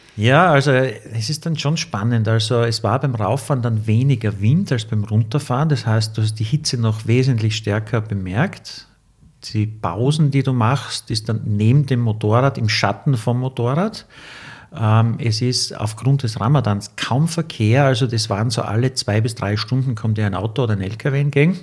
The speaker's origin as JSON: {"language": "German", "country": "Austria", "said": "I'm from Austria"}